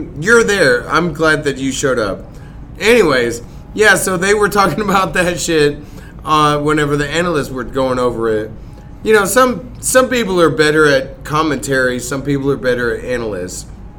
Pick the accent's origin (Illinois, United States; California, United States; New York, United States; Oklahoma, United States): Oklahoma, United States; Midwest City; I grew up in Midwest City most of my childhood.